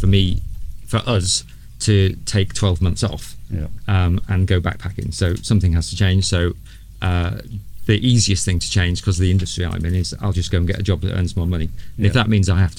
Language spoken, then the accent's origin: English; United Kingdom; moved away as an adult; now in New Zealand; being British